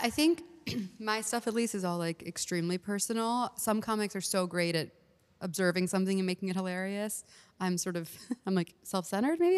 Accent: Houston, Texas, United States; moved away; I'm from Houston, so they live there

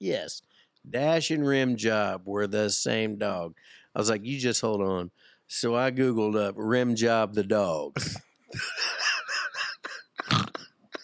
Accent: Richmond, Indiana, United States; born or raised there; moved away

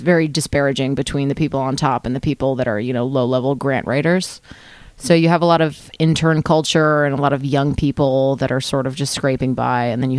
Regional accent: Washington, District of Columbia, United States; moved away; also born or lived in France; I'm from Washington, D.C.

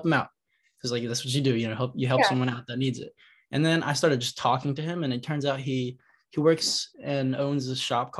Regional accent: Montclair, New Jersey, United States; also born or lived in Queens, New York; I was born in Queens, but my whole life I've lived in Montclair

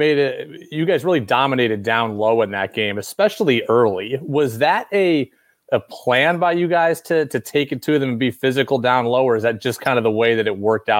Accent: Albany, New York, United States; I grew up in Albany also

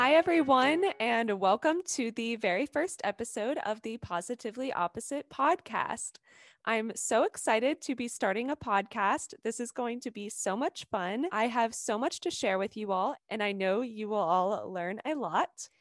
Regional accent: Atlanta, Georgia, United States; I'm from Atlanta, Georgia.

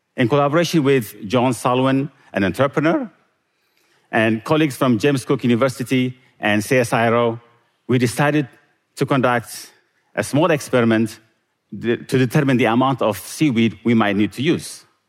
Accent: Eritrea; moved away; Growing up in Eritrea

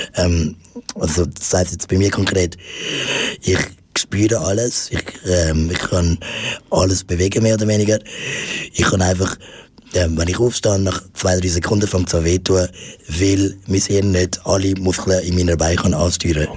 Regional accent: Zurich, Switzerland; ich bin äh, in der Familie von meiner Mutter aufgewachsen, ähm, da in, in Zürich

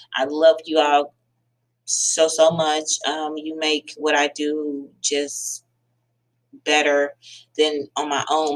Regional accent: United States; I am African American

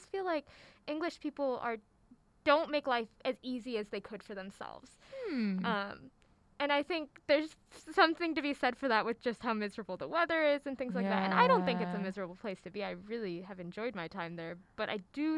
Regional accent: Houston, Texas, United States; I'm from Houston

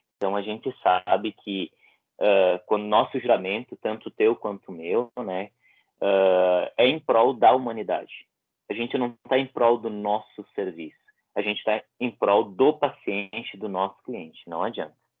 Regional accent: Bento Gonçalves, Rio Grande do Sul, Brazil; trabalhei na vacinação aqui na, na, minha cidade, Bento Gonçalves

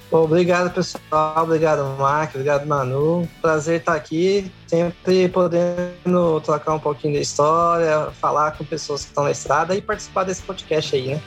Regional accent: Goiânia, Goiás, Brazil; moved away; eu sou de Goiânia, né? Nascido e criado

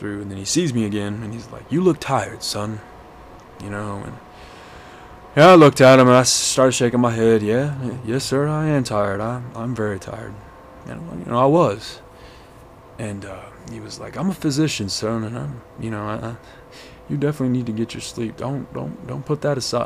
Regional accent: Hobbs, New Mexico, United States; moved away; my hometown's about 30 miles west of it. It's called Hobbs

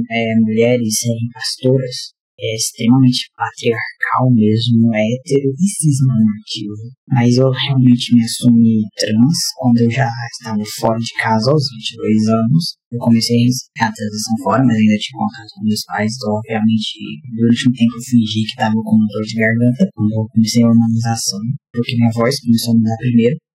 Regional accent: Goiás, Brazil; tenho 29 anos, sou goiano, sou um homem trans, tenho 7 anos de transição por aí, e eu sou filho de pastor.

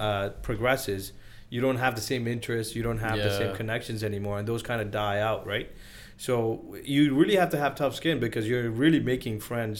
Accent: Sri Lanka; also born or lived in Nigeria / Brunei; I think I grew up in Sri Lanka, and then not a lot of people know that I grew up in Nigeria.

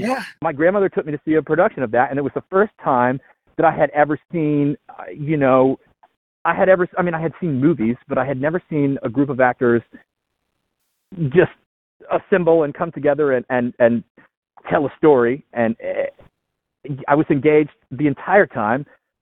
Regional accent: Southern Appalachian Mountains, United States; moved away as an adult; now in New York City, United States; I come from a very, very rural area in the Southern Appalachian Mountains.

